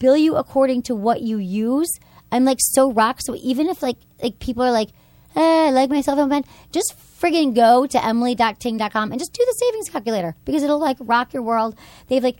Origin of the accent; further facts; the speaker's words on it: Michigan, United States; moved away; I grew up in Michigan